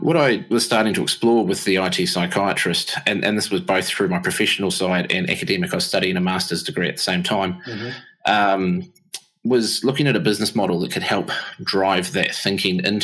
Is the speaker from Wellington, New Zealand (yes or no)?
yes; Upper Hutt, Wellington, New Zealand; now in Massey, New Zealand; I'm actually originally from Wellington way back in the day. So born and bred in the greatest little city in the world called Upper Hutt